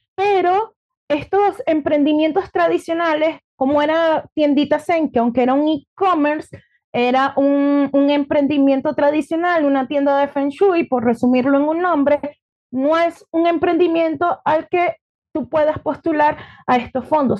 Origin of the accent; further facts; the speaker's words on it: Nueva Esparta, Venezuela; accent: Venezuelan; moved away as an adult; now in Chile; yo soy venezolana, tengo 35 años, hoy en día soy mamá, pero llegué acá a Chile en el año 2019.